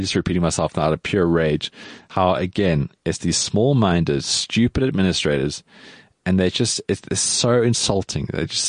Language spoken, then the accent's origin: English; South Africa; we as South African sports fans